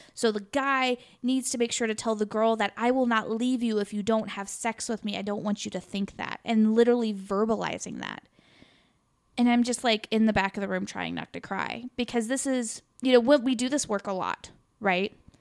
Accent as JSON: {"language": "English", "area": "Sikeston", "region": "Missouri", "country": "United States", "said": "I came from Sykes to Missouri"}